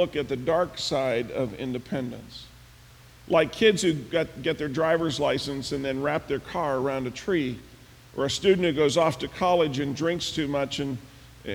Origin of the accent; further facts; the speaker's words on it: Pennsylvania, United States; now in Michigan, United States; Pennsylvania, where I grew up